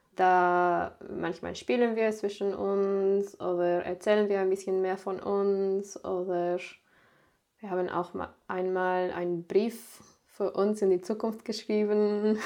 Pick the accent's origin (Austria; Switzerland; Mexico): Mexico; German is a second language; moved away as an adult; also born or lived in Sieben Linden, Germany; now in Germany; ich bin in Mexiko geboren. Ich war dann da auch in eine deutsche Schule da habe ich auch Deutsch gelernt